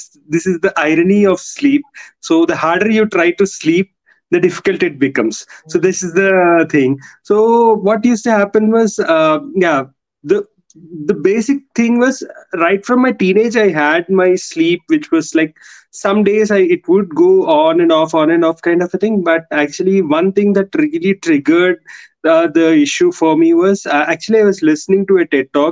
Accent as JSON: {"language": "English", "town": "Hyderabad", "region": "Telangana", "country": "India", "said": "I am from India."}